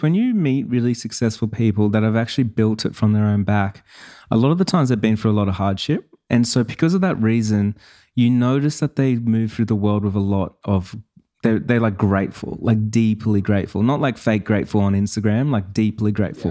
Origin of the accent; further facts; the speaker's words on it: Sydney, New South Wales, Australia; I was born in Sydney